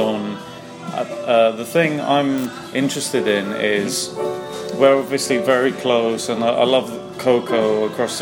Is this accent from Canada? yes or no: no; London, United Kingdom; I was born and raised in London, North London boy